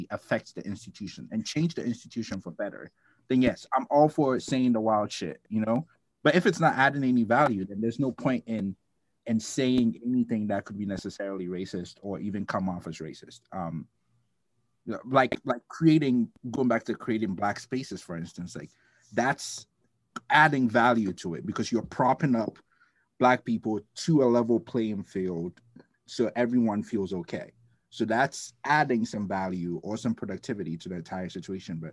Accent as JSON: {"language": "English", "country": "Ghana", "tie": "born or raised there", "moved": "yes", "lives_now": "United States", "said": "I'm from Ghana. I grew up with Black people everywhere"}